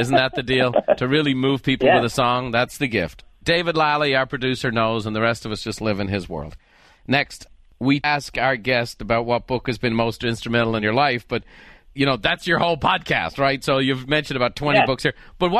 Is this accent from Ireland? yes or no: yes; Ireland; now in San Diego, United States; I grew up in Ireland, you're in Canada. In San Diego, it's not such a big deal, but let me tell you.